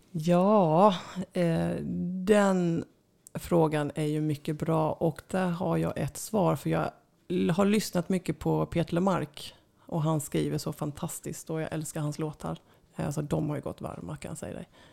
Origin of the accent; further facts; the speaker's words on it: Sweden; jag kommer från Sverige